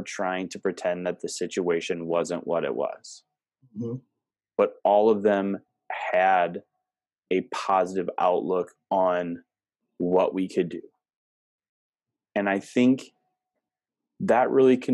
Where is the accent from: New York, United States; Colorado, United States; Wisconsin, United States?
Wisconsin, United States; Cumberland; my hometown of Cumberland, Wisconsin